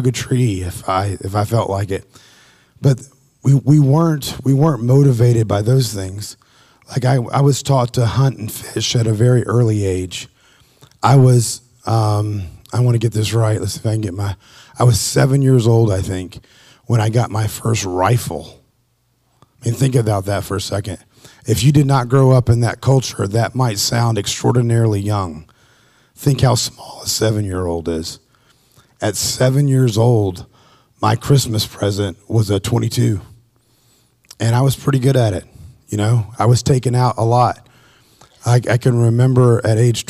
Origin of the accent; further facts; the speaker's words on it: Appalachian Mountains, United States; I grew up in the Appalachia Mountains